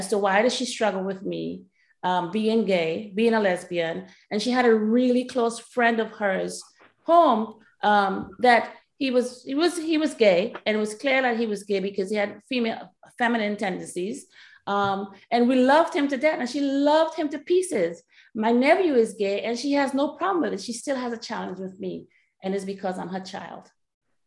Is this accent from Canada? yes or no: no; Trinidad & Tobago; moved away; I grew up in Trinidad and Tobago